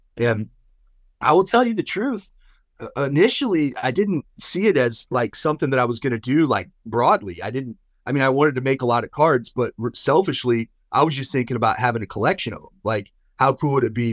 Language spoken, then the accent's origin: English; Midwest, United States; I grew up in the Midwest